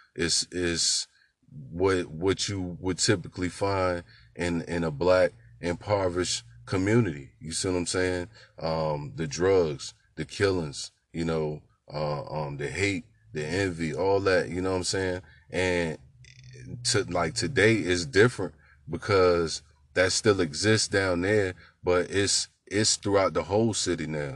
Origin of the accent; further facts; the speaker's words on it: Newport News, Virginia, United States; the childhood experience growing up in Newport News was for me